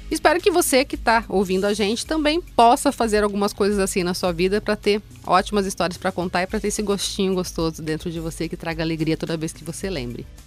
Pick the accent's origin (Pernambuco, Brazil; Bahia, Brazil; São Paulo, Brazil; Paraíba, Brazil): São Paulo, Brazil; Mogi Mirim; quando eu era adolescente ainda, eu sempre gostei muito de show. Show de rock. E esse foi um show do …, lá na minha cidade, em Mogi Mirim